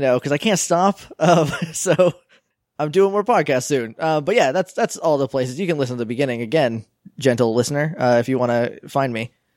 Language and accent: English; New Hampshire, United States; now in Texas, United States; I'm from New Hampshire, so, like, I can understand the weird northern slang